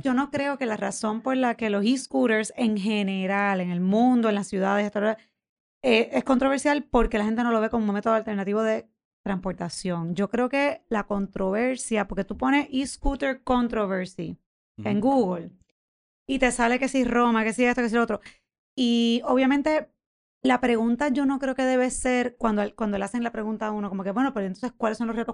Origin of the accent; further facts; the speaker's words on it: San Juan, Puerto Rico; yo me crié en Viejo San Juan